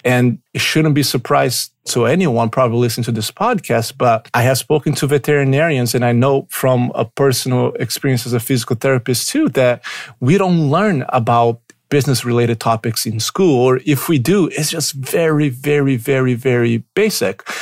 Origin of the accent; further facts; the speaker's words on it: Brazil; English is a second language; moved away as an adult; also born or lived in Pittsburgh, United States; now in Chicago, United States; I was born in Brazil. I lived there for the first twenty years of my life before I moved to the United States in two thousand and five